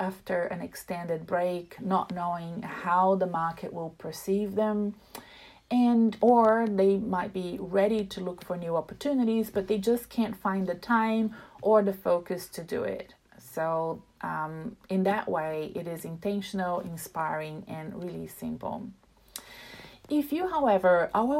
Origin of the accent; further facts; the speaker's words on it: Brazil; now in Melbourne, Australia; I come from Brazil